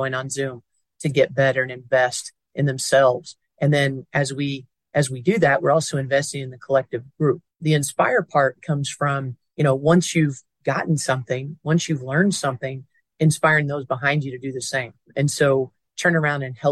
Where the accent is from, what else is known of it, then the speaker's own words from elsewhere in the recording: near Indiana University, United States; moved away; My hometown is near Indiana University